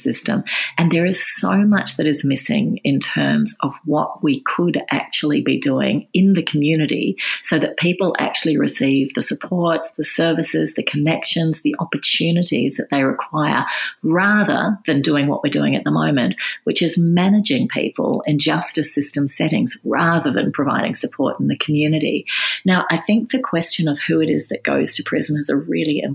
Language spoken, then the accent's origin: English; New South Wales, Australia; in New South Wales, which is my home state